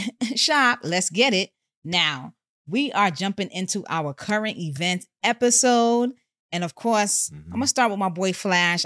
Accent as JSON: {"language": "English", "town": "New York City", "region": "New York", "country": "United States", "said": "I hail from Co-op City, Section Five"}